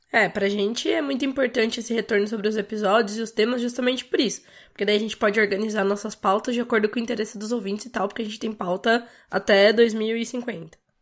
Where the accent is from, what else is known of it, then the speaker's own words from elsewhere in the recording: Brazil; pra gente como brasileiros